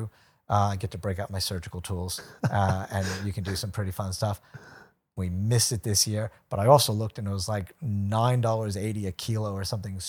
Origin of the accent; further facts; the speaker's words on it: United States; now in Brisbane, Australia; I'm American. Like, come on. I mean, I'm not anymore.